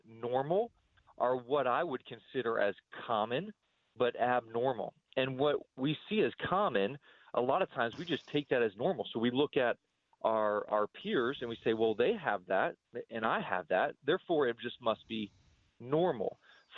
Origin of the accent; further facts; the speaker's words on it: United States; as an American